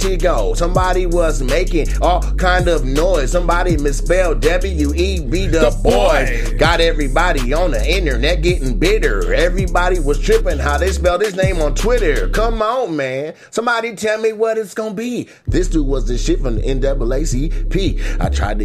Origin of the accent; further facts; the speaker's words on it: Washington, United States; my home state, Washington